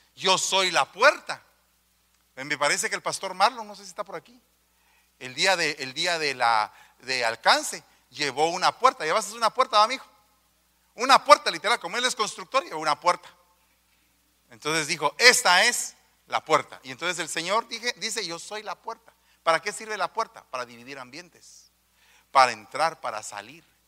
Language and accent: Spanish; Guatemala; Yo vengo de los de, los de abajo, de un barrio